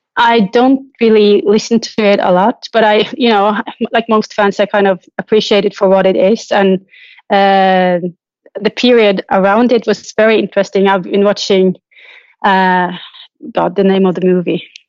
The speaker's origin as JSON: {"language": "English", "town": "Trondheim", "region": "Trøndelag", "country": "Norway", "tie": "born or raised there", "moved": "yes", "said": "I'm traveling to my hometown, Trondheim"}